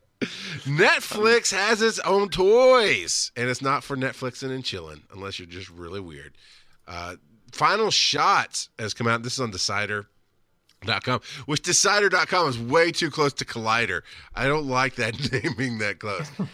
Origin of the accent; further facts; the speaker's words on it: southern rural Georgia, United States; also born or lived in Florida; I've lived in Georgia and southern rural farm Georgia many of my formative years